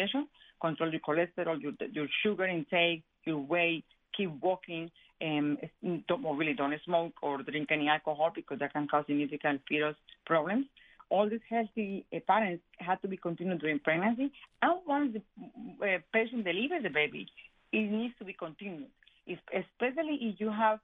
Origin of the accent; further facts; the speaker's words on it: Colombia; moved away; I am Hispanic, and I am from Colombia